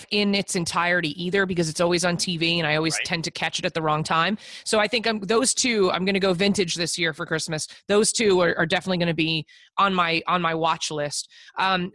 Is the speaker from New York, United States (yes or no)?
yes; New York, United States; I'm a New Yorker